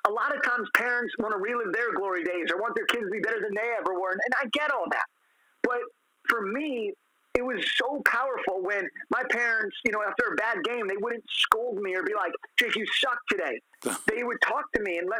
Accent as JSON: {"language": "English", "town": "Los Angeles", "region": "California", "country": "United States", "tie": "born or raised there", "said": "I'm from Los Angeles, and we have a room in the house I grew up in called the Laker room"}